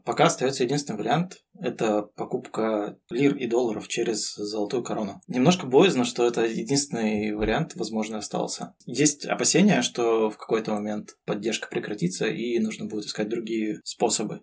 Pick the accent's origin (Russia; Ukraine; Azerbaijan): Russia; moved away as an adult; now in Fethiye, Turkey; Мы из России, мы гордимся тем, что мы из России